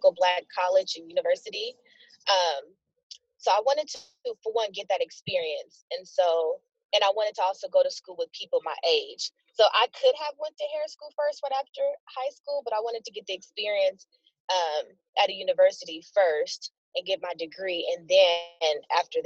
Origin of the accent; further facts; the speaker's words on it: Portland, Oregon, United States; also born or lived in North Carolina; I was raised in Northeast